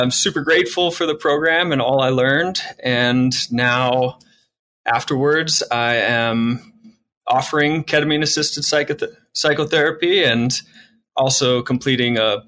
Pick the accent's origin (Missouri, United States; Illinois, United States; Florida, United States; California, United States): Missouri, United States; St. Louis; moved away as an adult; now in Colorado, United States; I come from St. Louis. That's where I was born and raised